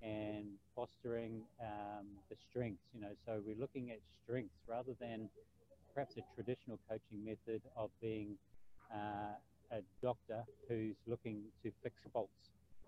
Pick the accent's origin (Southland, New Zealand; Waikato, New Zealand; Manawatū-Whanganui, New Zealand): Waikato, New Zealand; Hamilton; also born or lived in Cambridge, New Zealand / Bridge of Allen, Scotland; Hamilton's always been home, and we actually now live just outside of Hamilton in a little town called Cambridge, which is probably the closest town in New Zealand to a Scottish town, a Scottish village.